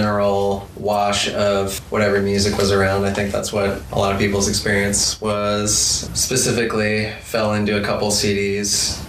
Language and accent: English; South Florida, United States; I'm a bad Southerner. Grew up in South Florida.